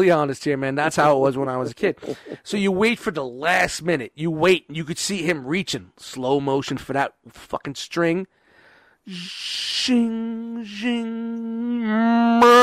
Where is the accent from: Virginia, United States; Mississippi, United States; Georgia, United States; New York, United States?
New York, United States; New York City; I grew up in kind of a city area. I grew up in Brooklyn